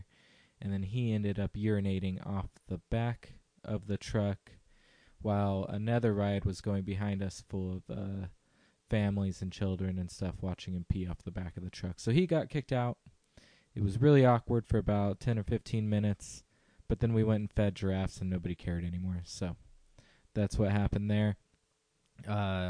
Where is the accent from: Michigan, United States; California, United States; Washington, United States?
California, United States; Visalia or Fresno; my hometown area of Visalia or Fresno